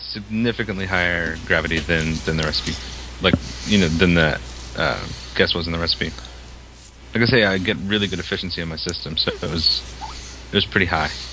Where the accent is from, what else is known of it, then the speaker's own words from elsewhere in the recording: Maine, United States; I'm from Maine